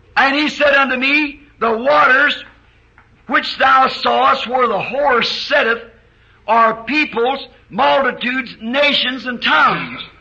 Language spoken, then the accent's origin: English; United States; as an American